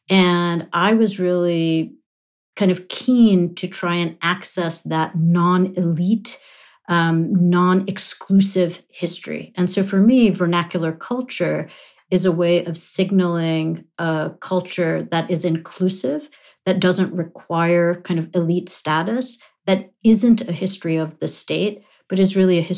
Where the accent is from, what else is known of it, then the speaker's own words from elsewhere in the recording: London, United Kingdom; also born or lived in Nairobi, Kenya / New York, United States; I was born in Nairobi, Kenya, grew up in London and New York, but in a Punjabi-speaking household.